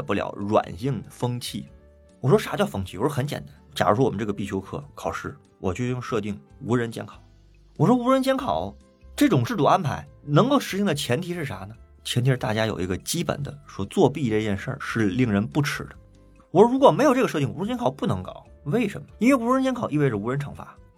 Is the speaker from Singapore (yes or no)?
no; China; 我们中国人有古话